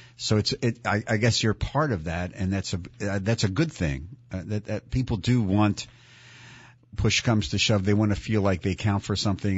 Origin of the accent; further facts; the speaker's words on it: Philadelphia, Pennsylvania, United States; growing up in Philly